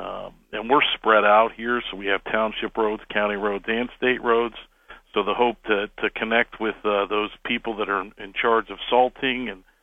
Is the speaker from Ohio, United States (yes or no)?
yes; Canton, Ohio, United States; we just listened to the radio, WHVC, growing up in Canton